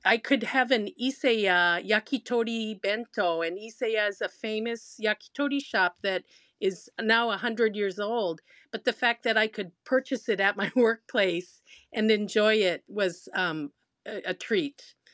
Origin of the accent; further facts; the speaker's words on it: Minnesota, United States; also born or lived in Tachikawa, Japan; now in Japan; So born in Japan, but raised in Minnesota